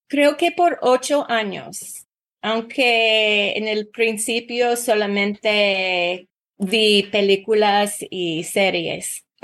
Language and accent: Spanish; Oakland, California, United States; born there; Spanish is a second language; also born or lived in England; yo nací en Oakland, California, cuando mi papá estaba en la universidad en Berkeley. Y después de que él se um, graduara, nos mudamos a Inglaterra con mi familia